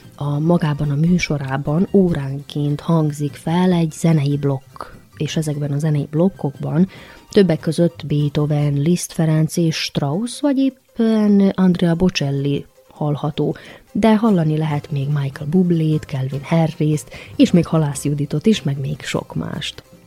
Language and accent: Hungarian; Erzsébetlak, Vojvodina, Serbia; now in Novi Sad, Serbia; Bánátba, a nagybecskerek melletti Erzsébet lakra, szülőfalumba, majd onnan visszatértünk Újvidékre haza